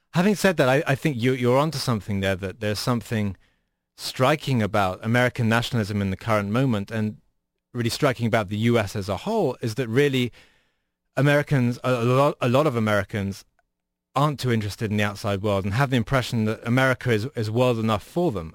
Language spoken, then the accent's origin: English; United Kingdom; now in United States; as a British person